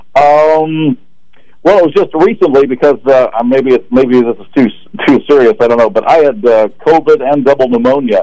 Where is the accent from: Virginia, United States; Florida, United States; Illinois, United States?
Illinois, United States; Marquette Heights; we grew up together in Marquette Heights